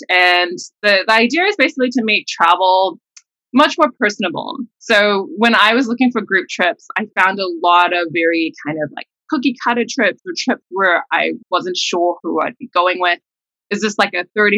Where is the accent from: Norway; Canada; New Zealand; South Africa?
New Zealand; moved away as an adult; now in United States; I'm like Singaporean heritage, but I grew up in New Zealand.